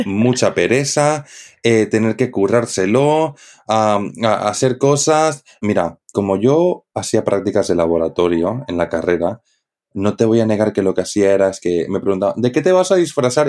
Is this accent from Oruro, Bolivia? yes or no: no; Santa Cruz de la Sierra, Santa Cruz, Bolivia; de Santa Cruz, de donde soy yo